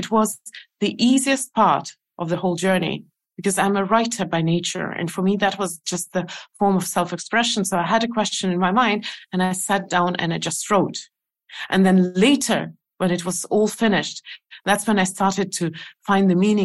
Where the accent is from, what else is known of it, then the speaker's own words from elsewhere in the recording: Estonia; I never lived in Russia. I lived in Soviet Union, and I know that for the outside world, it's the same. But I've lived in Estonian. I mean, in the part of the Soviet Union which is Estonia